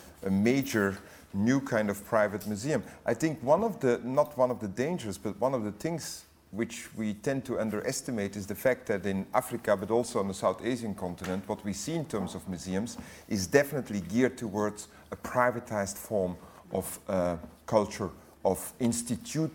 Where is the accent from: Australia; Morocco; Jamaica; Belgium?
Belgium; Tervuren, Flanders; also born or lived in Great Britain; now in United Kingdom; I'm Belgian and I come from Tervuren.